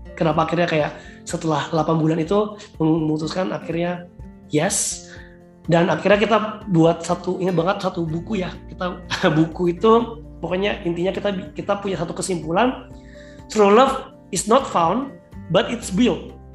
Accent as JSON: {"language": "Indonesian", "town": "Batam", "region": "Riau Islands", "country": "Indonesia", "moved": "as an adult", "lives_now": "Jakarta, Indonesia", "said": "aku kan orang Batam"}